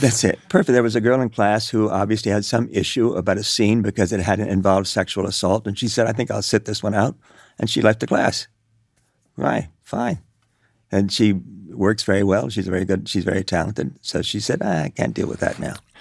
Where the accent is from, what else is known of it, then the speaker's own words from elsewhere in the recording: Cuba; moved away; also born or lived in New York; I grew up in Cuba.